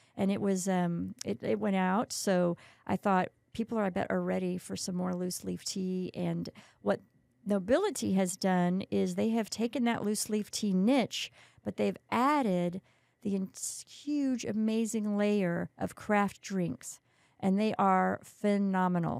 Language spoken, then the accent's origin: English; Kerrville, Texas, United States; moved away as an adult; now in San Antonio, United States; I grew up in Kerrville